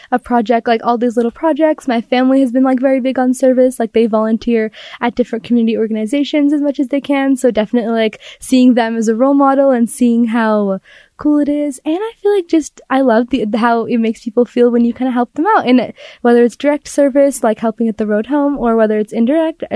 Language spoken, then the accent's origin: English; Utah, United States; I am born and raised in Utah.